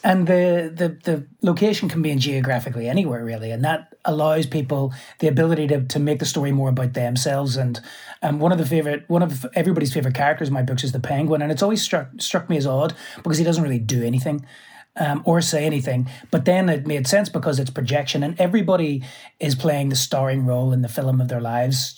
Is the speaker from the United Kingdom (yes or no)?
yes; Belfast, Northern Ireland, United Kingdom; moved away as an adult; also born or lived in New York; I'm from Belfast